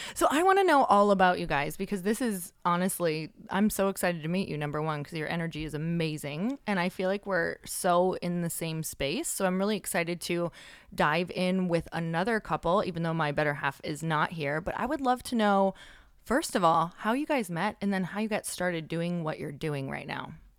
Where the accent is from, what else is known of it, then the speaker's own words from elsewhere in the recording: Midwest, United States; moved away; I'm from the Midwest